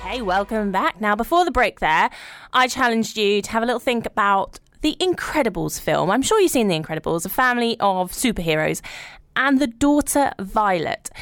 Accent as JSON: {"language": "English", "region": "London", "country": "United Kingdom", "tie": "born or raised there", "said": "I grew up in London"}